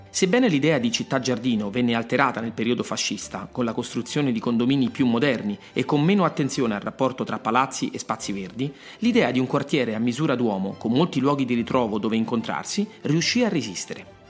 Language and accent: Italian; Rome, Lazio, Italy; sono nato a Roma